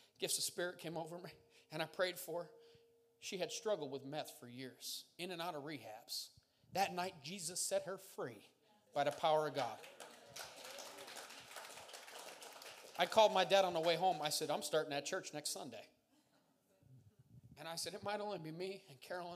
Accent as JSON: {"language": "English", "area": "Montdale, Tompkinsville", "region": "Pennsylvania", "country": "United States", "said": "I'm from Montdale. Tompkinsville, to be exact"}